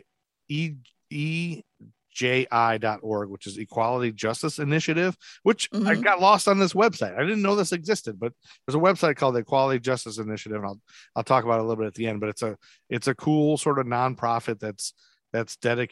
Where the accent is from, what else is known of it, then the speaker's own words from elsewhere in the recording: Toledo, Ohio, United States; now in Charlotte, United States; I'm from Toledo where they have the Mud Hens